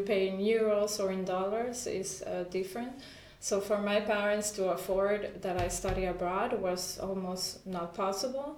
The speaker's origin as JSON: {"language": "English", "country": "Honduras", "tie": "born or raised there", "also_born_or_lived": "Costa Rica / Germany", "first_language": "Spanish", "second_language": "English", "moved": "as an adult", "said": "I was born and raised in Honduras"}